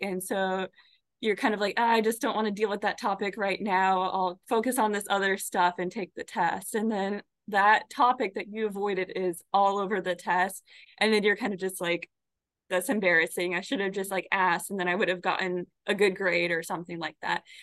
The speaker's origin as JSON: {"language": "English", "region": "Arizona", "country": "United States", "tie": "born or raised there", "also_born_or_lived": "Florida", "moved": "as an adult", "lives_now": "Michigan, United States", "said": "I grew up in Arizona"}